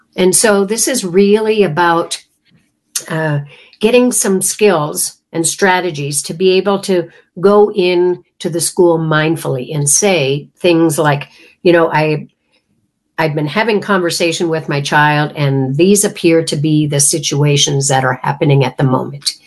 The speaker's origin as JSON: {"language": "English", "country": "Canada", "said": "I come from Canada"}